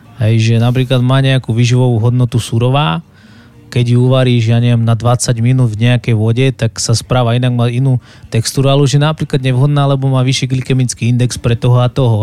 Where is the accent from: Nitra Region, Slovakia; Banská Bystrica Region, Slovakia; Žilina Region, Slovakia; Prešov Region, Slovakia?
Banská Bystrica Region, Slovakia; Závadka nad Hronom; moved away as an adult; also born or lived in Bratislava; now in Košice, Slovakia; Potom sme sa presťahovali vlastne na, na Horehron Závadka nad Hronom, to je taká dedinka, ktorú, ktorú milujem a žijú tam moji rodičia